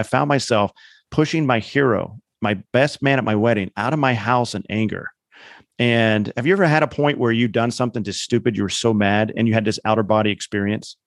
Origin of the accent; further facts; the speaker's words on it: Indiana, United States; I grew up in Indiana